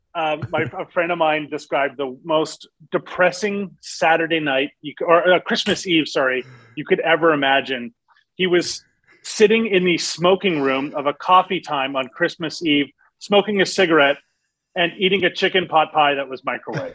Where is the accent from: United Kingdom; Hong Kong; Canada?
Canada; Montreal, Quebec; I'm from Montreal, so I thought my French would be a lot better